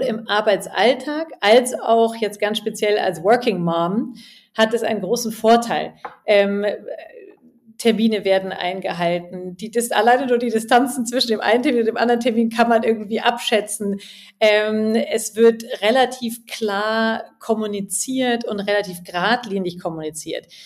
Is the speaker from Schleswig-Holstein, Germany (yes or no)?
no; Munich, Bavaria, Germany; moved away as an adult; also born or lived in England / Spain / India; ich komme ja aus München und habe auch mein Collective jetzt hier in München